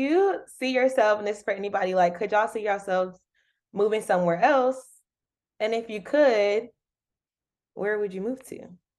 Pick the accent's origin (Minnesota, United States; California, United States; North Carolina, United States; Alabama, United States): North Carolina, United States; Raleigh; moved away as an adult; now in Washington, D.C., United States; I'm from Raleigh. The capital.